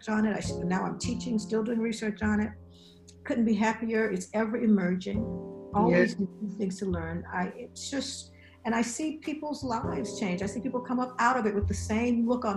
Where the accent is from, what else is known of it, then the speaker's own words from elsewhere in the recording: rural South, Alabama, United States; also born or lived in Atlanta, Georgia; now in Upstate New York, United States; I'm from the South, rural South.